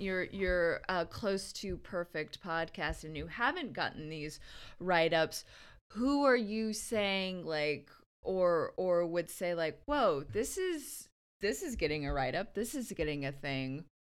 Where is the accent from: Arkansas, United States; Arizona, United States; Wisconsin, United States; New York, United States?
Arizona, United States; Verde Valley; I'm from Arizona, the Verde Valley.